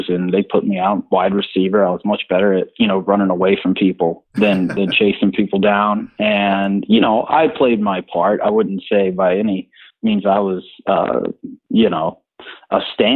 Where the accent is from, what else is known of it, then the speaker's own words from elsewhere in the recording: Orlando, Florida, United States; also born or lived in Birmingham; we moved to Orlando from Birmingham when I was 6 years old